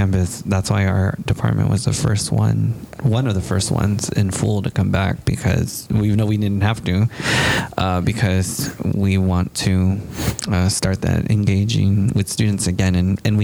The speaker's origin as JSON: {"language": "English", "town": "San Antonio", "region": "Texas", "country": "United States", "tie": "born or raised there", "also_born_or_lived": "Kingsville, Texas", "said": "I am also from San Antonio, Texas. I grew up in the southwest side of town"}